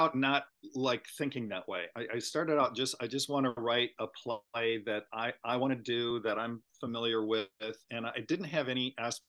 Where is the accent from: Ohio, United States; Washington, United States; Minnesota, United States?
Minnesota, United States; moved away; I grew up in Minnesota